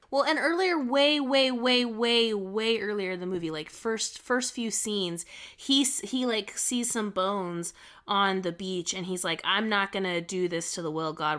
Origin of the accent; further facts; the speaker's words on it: United States; I'm an American, and in America, we're very individual